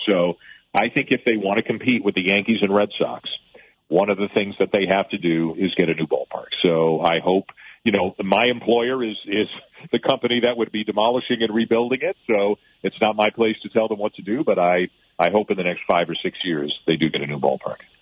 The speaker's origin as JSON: {"language": "English", "country": "Canada", "said": "to be a Canadian who calls games in both countries"}